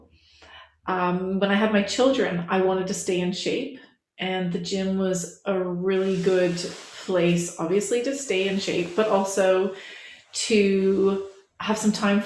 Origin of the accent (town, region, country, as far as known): Canada; moved away as an adult; now in England, United Kingdom